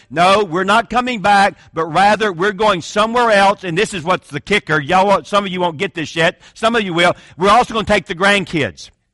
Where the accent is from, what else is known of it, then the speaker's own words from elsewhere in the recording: Atlanta, Georgia, United States; I'm from Atlanta, Georgia, so I can speak like this.